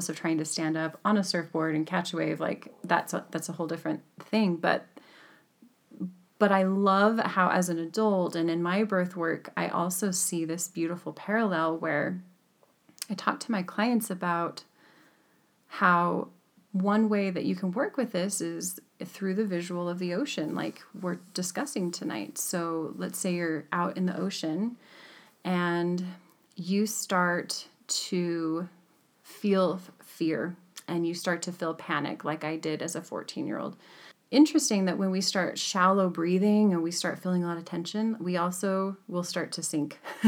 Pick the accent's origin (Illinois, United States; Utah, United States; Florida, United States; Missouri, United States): Utah, United States; also born or lived in California; I grew up in a landlocked state of Utah